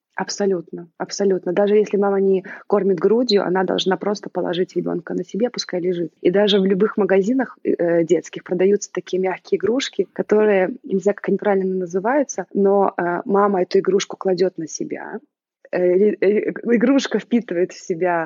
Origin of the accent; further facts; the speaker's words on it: Belarus; moved away as an adult; also born or lived in Italy; now in Milan, Italy; я родилась в Беларуси и проживаю в Италии уже э, с 2008 года, то есть уже практически 15 лет